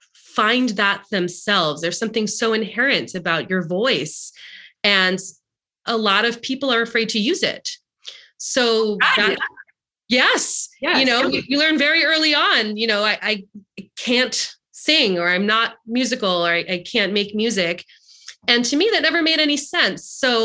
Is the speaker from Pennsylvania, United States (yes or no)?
no; Long Island, New York, United States; But yeah, I grew up in Long Island and I grew up in a community that was very much a keeping up with the Joneses sort of situation.